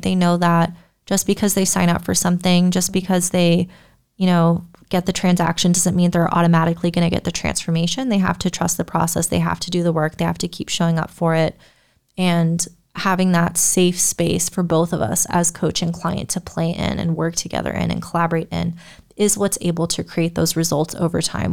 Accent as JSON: {"language": "English", "country": "United States", "said": "I'm an American"}